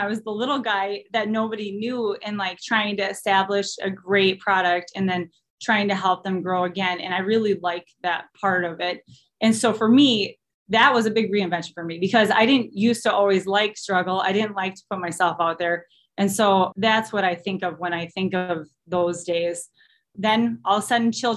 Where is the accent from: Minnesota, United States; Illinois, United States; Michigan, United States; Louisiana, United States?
Minnesota, United States; Austin; moved away as an adult; also born or lived in Eau Claire, Wisconsin; I'm originally from Austin, Minnesota